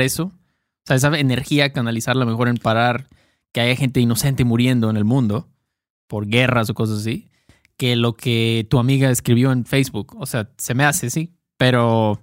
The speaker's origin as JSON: {"language": "Spanish", "country": "Mexico", "said": "expresiones muy mexicanas que usamos Héctor y yo, porque somos mexicanos"}